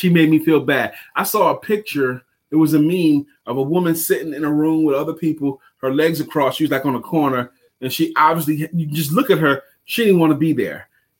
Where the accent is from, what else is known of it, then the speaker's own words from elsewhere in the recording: New York, United States; I was born and raised in New York too.